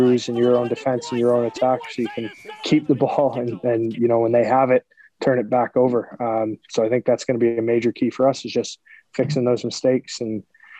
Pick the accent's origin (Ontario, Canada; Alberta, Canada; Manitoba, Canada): Ontario, Canada; Toronto; I'm from Scarborough, so Toronto is obviously an easy choice for me. I get to be around my family and friends